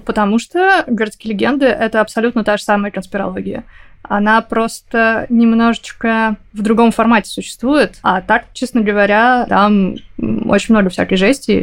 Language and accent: Russian; Perm, Perm Krai, Russia; now in Moscow, Russia; в Перми у нас